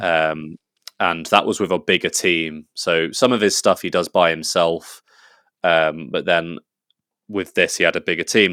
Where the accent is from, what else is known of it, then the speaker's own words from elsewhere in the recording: England, United Kingdom; I'm English